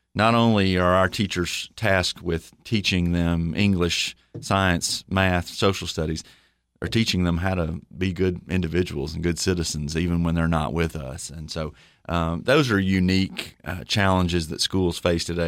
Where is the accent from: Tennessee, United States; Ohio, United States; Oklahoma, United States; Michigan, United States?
Tennessee, United States; Livingston; I grew up in Livingston, Tennessee